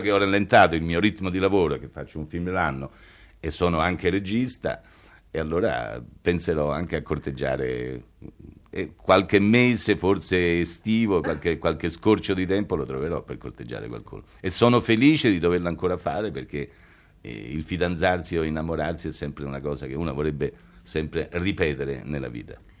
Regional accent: Rome, Lazio, Italy; sono romano, nato a Roma

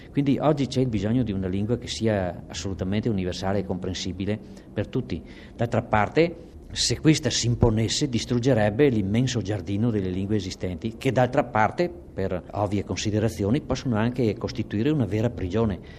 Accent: Veneto, Italy; accent: Alto Trevigiano dialect; in dialetto, il mio dialetto alto trevigiano

